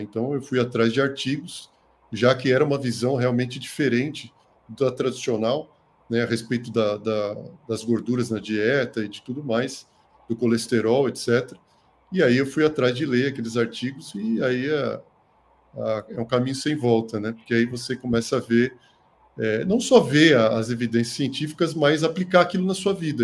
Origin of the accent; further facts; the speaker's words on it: São Paulo, Brazil; moved away as an adult; now in Botucatu, Brazil; eu sou de São Paulo, né, capital, mas eu vim para cá há mais de 20 anos, né, para fazer medicina